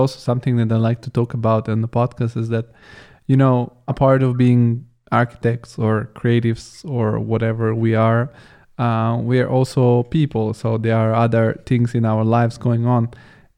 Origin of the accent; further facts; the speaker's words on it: Bulgaria; my home country, Bulgaria